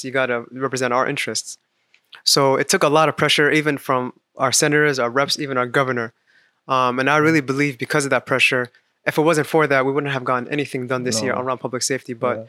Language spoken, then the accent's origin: English; Virginia, United States; moved away; also born or lived in Washington, D.C.; So I was born in Washington, D.C., raised in Virginia.